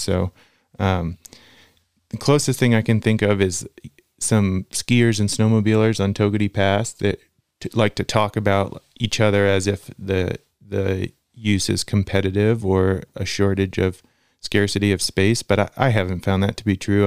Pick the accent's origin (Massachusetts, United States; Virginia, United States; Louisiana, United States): Virginia, United States; Central; moved away as an adult; now in Lander, United States; I grew up in Virginia, Central Virginia, and moved to Lander right after finishing school